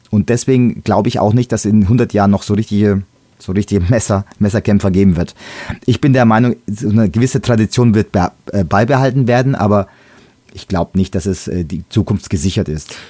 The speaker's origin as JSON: {"language": "German", "region": "Bavaria", "country": "Germany", "said": "Bei uns in Bayern"}